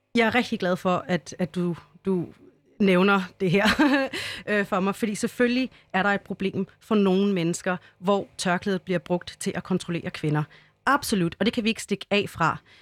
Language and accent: Danish; Denmark; Vi er danskerne